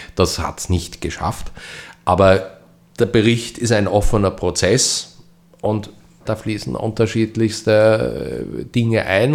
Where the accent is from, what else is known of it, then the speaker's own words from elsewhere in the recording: Austria; bei uns in Österreich